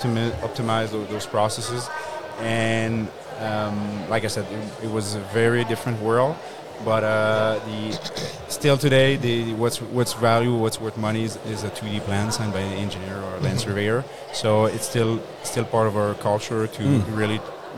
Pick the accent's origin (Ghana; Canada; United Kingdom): Canada; Laval, Quebec; now in Montreal, Canada; Shore of Montreal, Laval.